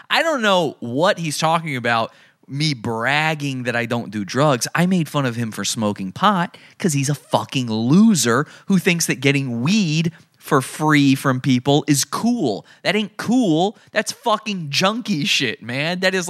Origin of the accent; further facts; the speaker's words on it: Santa Cruz, California, United States; I'm from Santa Cruz. I was the first guy to walk around Santa Cruz dressed as the Joker.